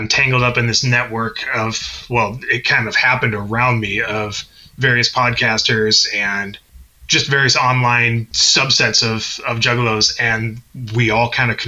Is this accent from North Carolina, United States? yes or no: no; Tacoma, Washington, United States; the PNW. I am from Tacoma, Washington.